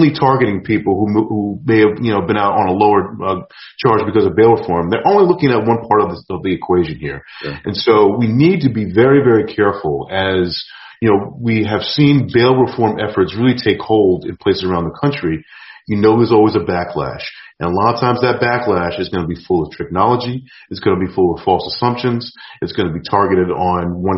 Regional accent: New York, United States; I grew up in New York in the 80s, I've been run up on

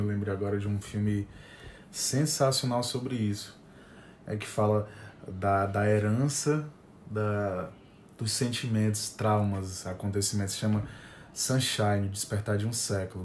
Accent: Fortaleza, Ceará, Brazil

